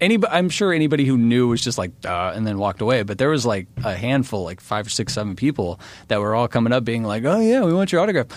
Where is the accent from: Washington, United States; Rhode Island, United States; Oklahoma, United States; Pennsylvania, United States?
Oklahoma, United States; Pryor; also born or lived in Illinois / California / Montana; now in Florida, United States; I grew up in Pryor, Oklahoma, and there's just not a lot of musicians there